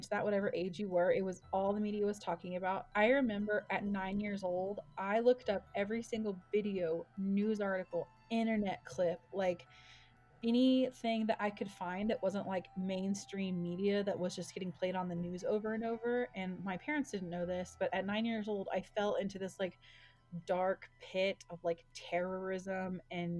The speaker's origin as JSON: {"language": "English", "town": "Dallas", "region": "Texas", "country": "United States", "moved": "yes", "lives_now": "Colorado, United States", "said": "I'm from Dallas, but we live in Colorado"}